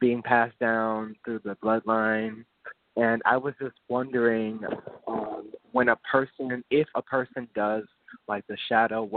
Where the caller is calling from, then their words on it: New Orleans, Louisiana, United States; I'm calling from New Orleans